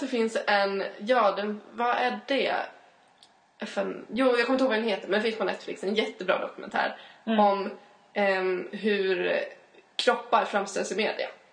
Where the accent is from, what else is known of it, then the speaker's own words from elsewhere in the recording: Uppsala, Uppsala County, Sweden; jag är från Uppsala